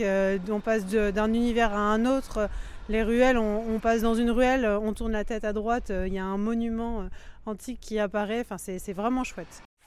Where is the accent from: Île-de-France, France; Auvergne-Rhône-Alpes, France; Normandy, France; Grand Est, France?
Normandy, France; En tant que Normande